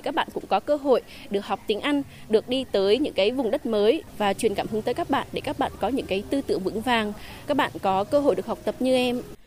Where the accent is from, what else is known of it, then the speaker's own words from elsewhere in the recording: Đắk Lắk, Vietnam; moved away; người dân tộc thiểu số như em ở tại ở địa bàn